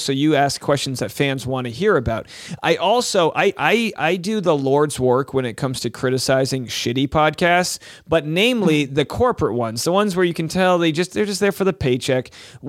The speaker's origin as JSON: {"language": "English", "country": "United States", "said": "which I think has better personalities than us Americans."}